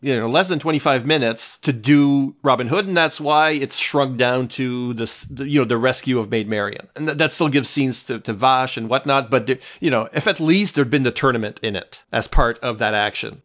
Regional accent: Canada; I'm Canadian too

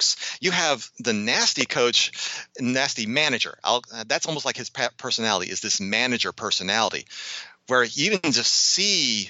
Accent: Chicago, Illinois, United States; growing up in the Chicago area

